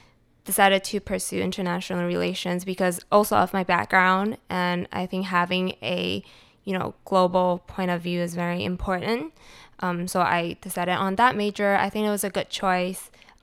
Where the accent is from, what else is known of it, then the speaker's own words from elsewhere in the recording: Cupertino, California, United States; so I grew up in Cupertino. There were a lot of Asians, but for my school, there were about 60%, 70% locals, like Caucasians.